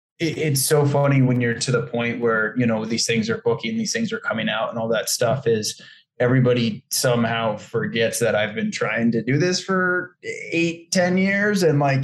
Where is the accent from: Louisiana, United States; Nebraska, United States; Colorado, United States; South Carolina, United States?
Colorado, United States; also born or lived in New York City / New Orleans; now in New York / New Orleans, United States; I grew up in Colorado.